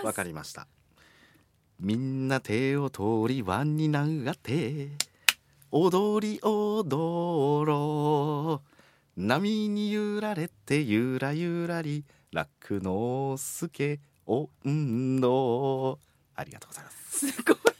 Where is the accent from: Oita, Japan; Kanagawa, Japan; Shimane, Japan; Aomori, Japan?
Oita, Japan; Beppu; moved away; 私大分県の別府市出身なんですけれども